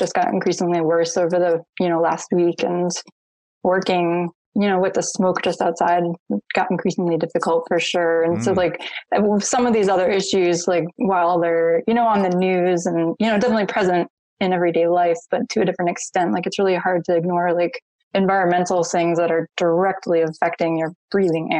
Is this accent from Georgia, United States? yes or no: no; Connecticut, United States; moved away; also born or lived in Rhode Island / Hawaii; I'm actually from the East Coast of the United States, a little state called Connecticut, which is pretty much the space between Boston and New York. But yeah, I grew up in the middle of the woods